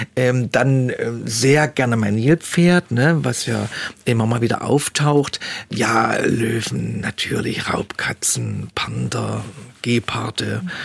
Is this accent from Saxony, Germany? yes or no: yes; Leipzig, Saxony, Germany; Wir kennen als Leipziger das alles noch